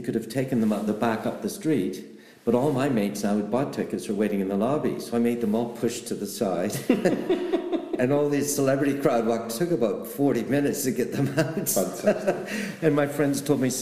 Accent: Canada; moved away as an adult; now in London, United Kingdom; I am Canadian

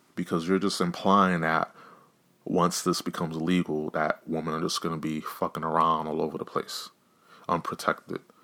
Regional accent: New York, United States; I'm from New York

